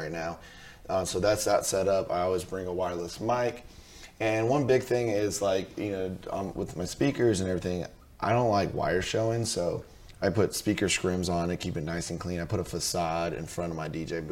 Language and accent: English; California, United States; I grew up in California